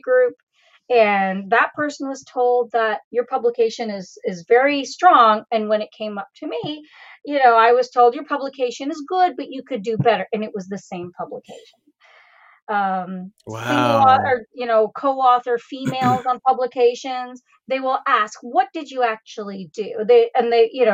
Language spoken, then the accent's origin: English; Canada; I was born and raised in Canada